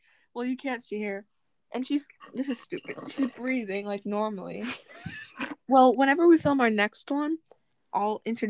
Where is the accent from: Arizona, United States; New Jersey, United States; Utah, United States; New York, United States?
New Jersey, United States; I'm from New Jersey. I'm a 11th grade student.